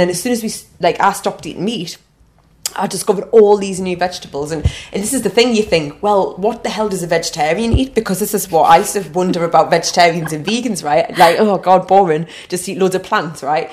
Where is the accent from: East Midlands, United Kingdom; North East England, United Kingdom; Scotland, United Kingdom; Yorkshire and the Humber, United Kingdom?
North East England, United Kingdom; Newcastle upon Tyne; now in London, United Kingdom; I took Gathering of Minds to, to Newcastle, to my hometown